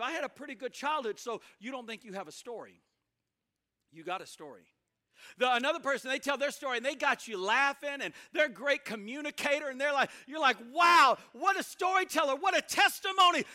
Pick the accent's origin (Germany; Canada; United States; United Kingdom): United States; Mississippi; also born or lived in Tupelo, Mississippi / Alaska; I'm from Mississippi, it's the Bible Belt.